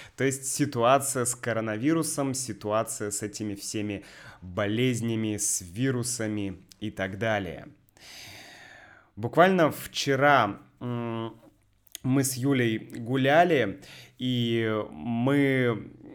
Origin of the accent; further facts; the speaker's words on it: Saint Petersburg, Russia; moved away as an adult; now in Sevastopol; мой родной город Санкт-Петербург